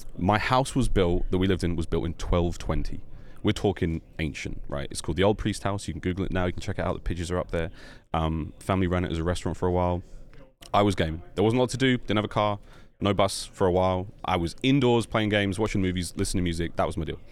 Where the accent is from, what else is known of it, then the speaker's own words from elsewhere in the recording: London, United Kingdom; also born or lived in Australia; now in United States; I grew up in London